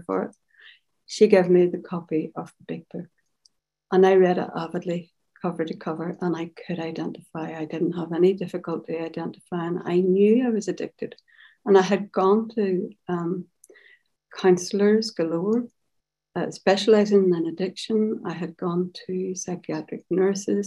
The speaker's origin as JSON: {"language": "English", "town": "Carrickfergus", "region": "Northern Ireland", "country": "United Kingdom", "tie": "born or raised there", "said": "I grew up in Carrickfergus, which is 10 miles outside Belfast on the shores of Belfast Lough"}